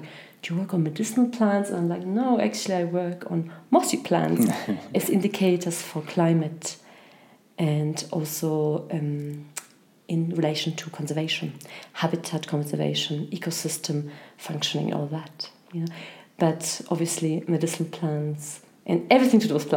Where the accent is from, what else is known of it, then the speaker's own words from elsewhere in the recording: Germany; moved away as an adult; also born or lived in Poland / Ireland / Scotland; I was born in Poland, and as a child I moved to Germany for almost 10 years. I went to secondary school there